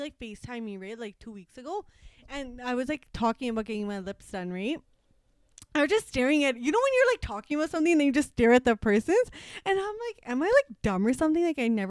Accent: Scarborough, Ontario, Canada; I was born in Scarborough. Where did you grow up? I grew up in Scarborough.

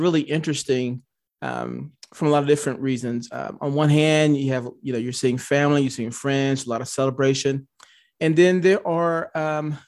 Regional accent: Atlanta, Georgia, United States; Atlanta, where I'm from

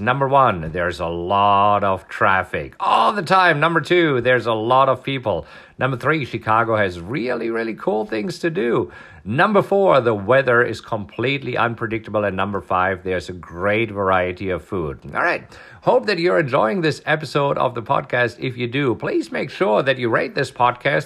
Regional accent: Germany; moved away; this is food that I grew up on in Germany

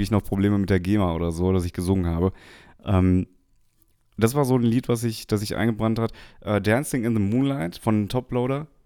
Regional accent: North Rhine-Westphalia, Germany; wir, wir sind ja bei dem Ruhrgebiet aufgewachsen

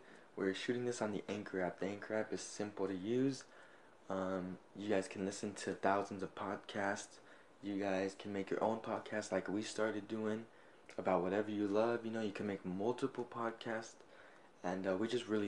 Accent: Orange, California, United States; also born or lived in Fullerton, California / Garden Grove, California / Santa Ana, California; I was pooped out in Fullerton.

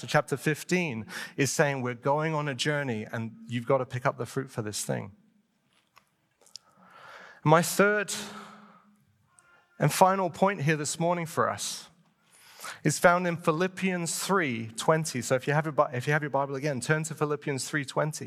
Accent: United Kingdom; moved away; I'm British.

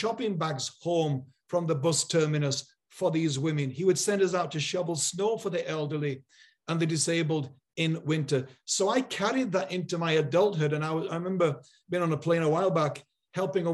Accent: Yorkshire and the Humber, United Kingdom; I grew up in Yorkshire in a real community

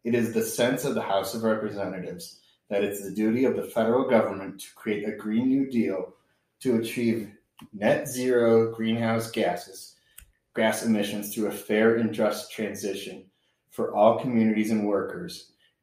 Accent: Michigan, United States; moved away; I grew up in Michigan

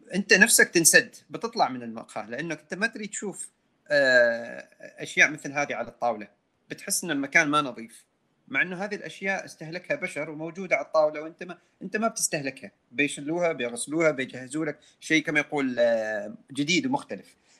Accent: Oman

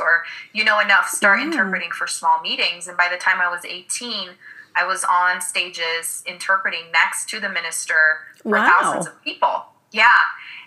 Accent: Brazil; English is a second language; moved away; And I grew up in Brazil. I'm originally from Brazil

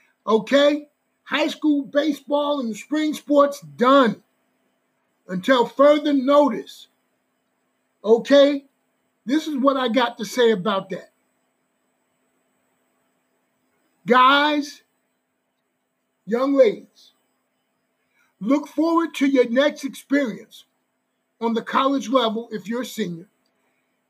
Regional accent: New Jersey, United States; I'm from Jersey

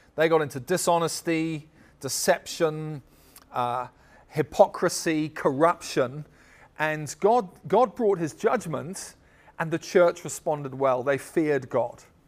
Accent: United States; everybody in our church would be American in the sense that we're all from America

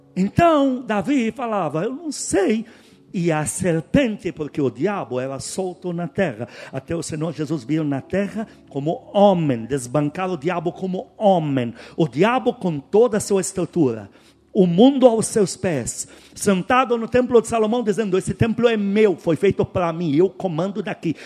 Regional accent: Tyre, South Governorate, Lebanon; now in Brazil; eu sou de Tiro

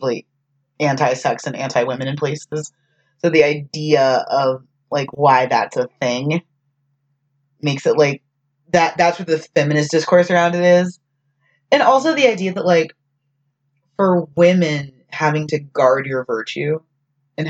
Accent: Texas, United States; As a Texan

